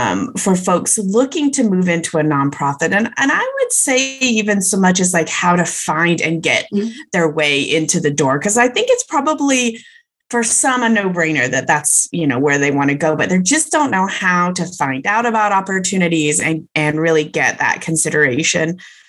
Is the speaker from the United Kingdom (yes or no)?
yes; England, United Kingdom; moved away; I was born in England